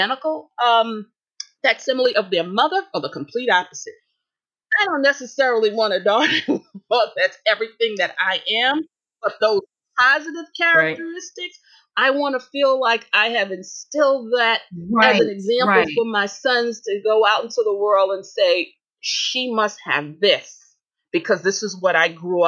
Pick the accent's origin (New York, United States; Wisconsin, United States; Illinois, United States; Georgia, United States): New York, United States; New York City; I'm from Brooklyn. In Brooklyn, we said, forget about it.